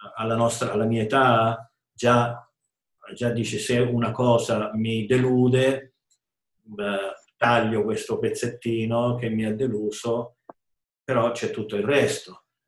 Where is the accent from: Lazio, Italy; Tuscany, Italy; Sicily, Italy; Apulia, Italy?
Lazio, Italy; Rome; sono nato e vissuto a Roma